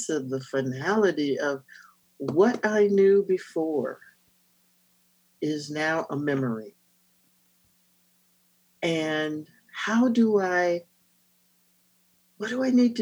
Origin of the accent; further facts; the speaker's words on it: North Carolina, United States; I'm a Southerner. I'm from North Carolina.